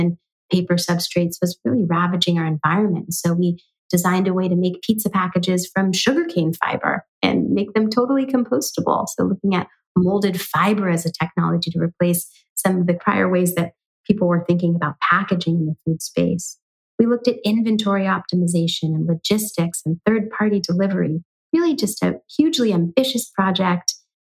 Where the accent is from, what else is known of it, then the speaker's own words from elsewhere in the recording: San Francisco, California, United States; also born or lived in New York City; I moved back to the Bay Area, my hometown of San Francisco